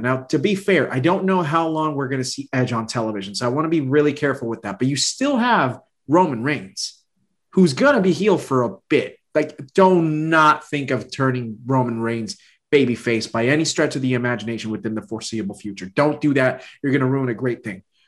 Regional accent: Puerto Rico; I'm from Puerto Rico

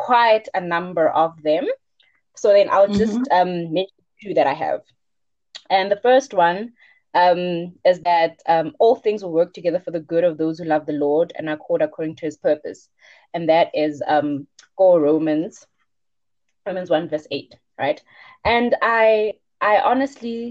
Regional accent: Bushbuckridge, Mpumalanga, South Africa; moved away as an adult; now in Johannesburg, South Africa; I'm originally from Bushbuck Ridge, and I'm currently a fourth year medical student at BITS.

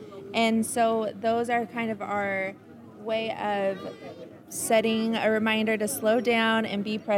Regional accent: Arizona, United States; So I grew up in Arizona. I've been here most of my life.

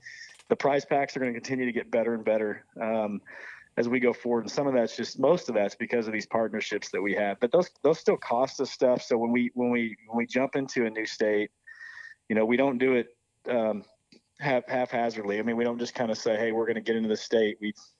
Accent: Midwest, United States; Like, man, all we're trying to do, we all grew up in the Midwest. I don't know how it is up there, but we grew up in the Midwest going to check-in stations

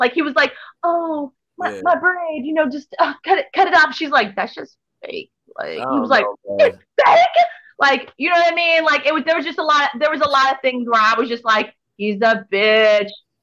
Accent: New York City, New York, United States; I'm from New York City

